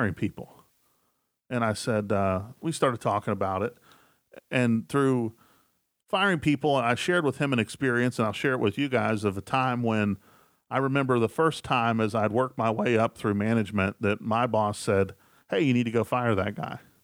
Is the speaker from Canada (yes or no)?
no; West Virginia, United States; I'm from West Virginia, and I'm a huge West Virginia Mountaineers fan